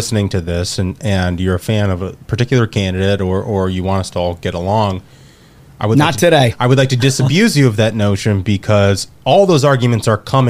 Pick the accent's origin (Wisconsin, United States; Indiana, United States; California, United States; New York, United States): Indiana, United States; I'm from Indiana